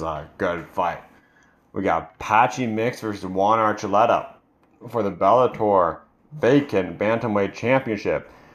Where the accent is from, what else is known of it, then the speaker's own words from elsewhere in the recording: Canada; I'm Canadian